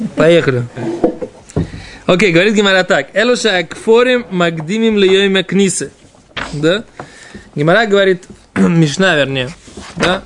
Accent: Israel; Russian is a second language; мы действительно отсюда приехали

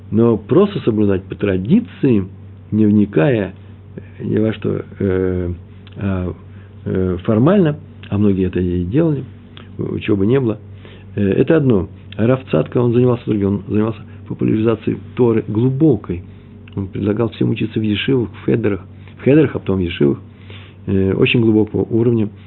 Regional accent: Russia; now in Israel; Я приехал из России.

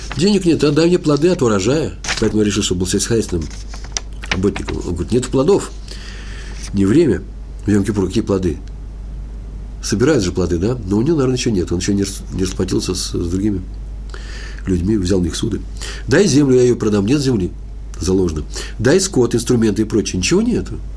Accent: Moscow, Russia; Я москвич

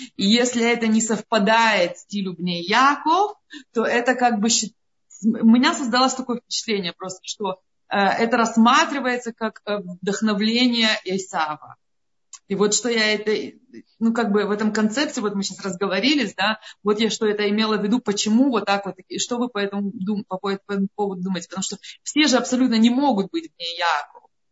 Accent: Vilnius, Vilnius County, Lithuania; now in Amsterdam, Netherlands; я сама родом из Литвы

